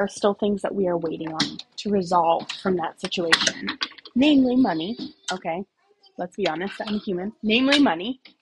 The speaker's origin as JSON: {"language": "English", "country": "United States", "also_born_or_lived": "Okinawa", "said": "as an American woman"}